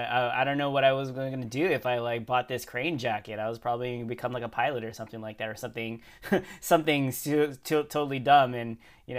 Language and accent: English; Canada; Like, I'm not a really a violent guy. I'm from Canada.